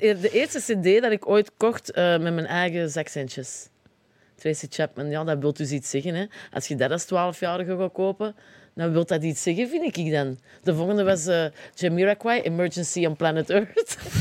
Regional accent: Antwerp, Flanders, Belgium; accent: Antwerps; Ik kan gewoon met Antwerps blijven.

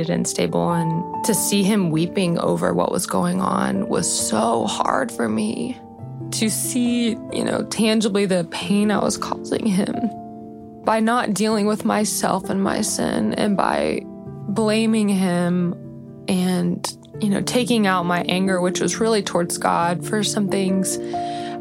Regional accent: Austin, Texas, United States; I am originally from Austin

